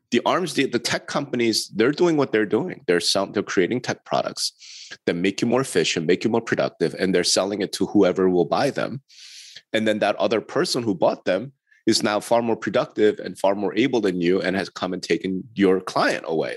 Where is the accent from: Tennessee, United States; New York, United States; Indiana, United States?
New York, United States; I'm from the East Side, baby. I'm from New York.